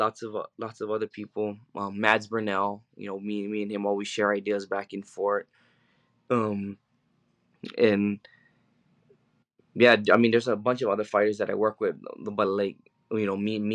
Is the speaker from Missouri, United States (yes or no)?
no; Hawaii, United States; I'm from Hawaii